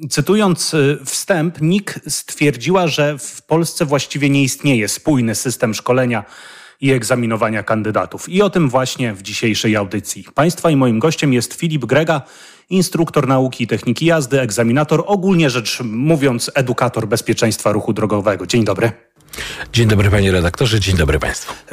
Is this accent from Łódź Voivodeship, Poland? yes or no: no; Subcarpathian Voivodeship, Poland; Jesteśmy studentami z Podkarpacia i chcieliśmy tutaj zagłosować.